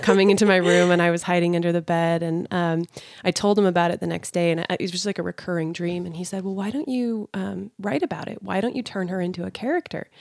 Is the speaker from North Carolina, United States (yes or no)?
no; Sandy, Utah, United States; also born or lived in California; growing up in Sandy and Draper in Utah